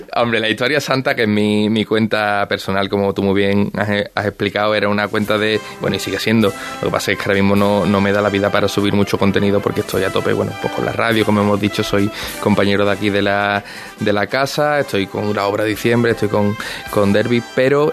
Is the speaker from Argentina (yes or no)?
no; Seville, Andalusia, Spain; viviendo en Sevilla y siendo sevillano